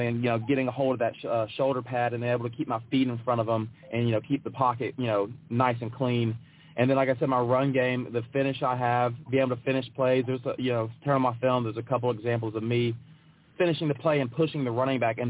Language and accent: English; Memphis, Tennessee, United States; I enjoyed growing up in Memphis